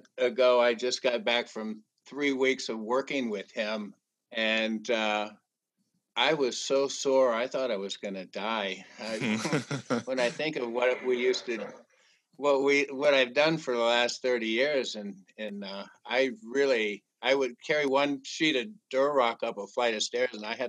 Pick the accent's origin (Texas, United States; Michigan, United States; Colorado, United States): Colorado, United States; Denver; I'm from the Denver area.